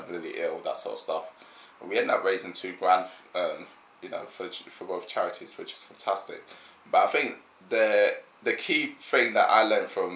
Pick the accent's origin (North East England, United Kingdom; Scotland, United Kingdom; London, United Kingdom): London, United Kingdom; I'm a Londoner. I've lived in London pretty much my whole life